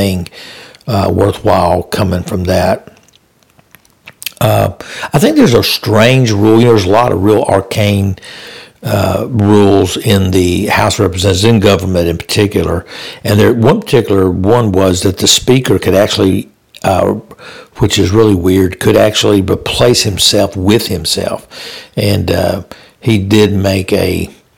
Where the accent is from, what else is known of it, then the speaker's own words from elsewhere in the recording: Louisiana, United States; Louisiana, my home state